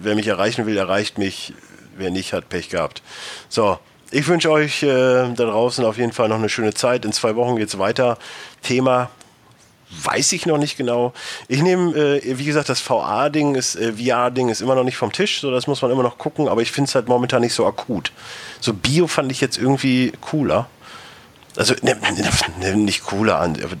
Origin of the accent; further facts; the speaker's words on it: North Rhine-Westphalia, Germany; moved away; also born or lived in Ruhr area; ich komme wie gesagt aus Westfalen, da ist eher Potz